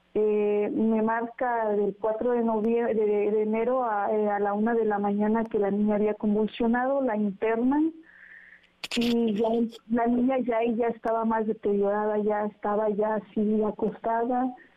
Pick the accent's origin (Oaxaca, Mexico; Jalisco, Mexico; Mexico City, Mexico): Oaxaca, Mexico; Huajuapan de León; nosotros somos originarios de Guajuapan de León